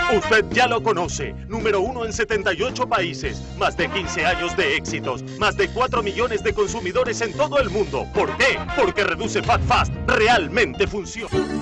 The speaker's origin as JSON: {"language": "Spanish", "region": "Córdoba", "country": "Argentina", "tie": "born or raised there", "also_born_or_lived": "Buenos Aires", "said": "nací en Buenos Aires y eh, me vine a Córdoba. Bueno, casi toda la vida viví acá"}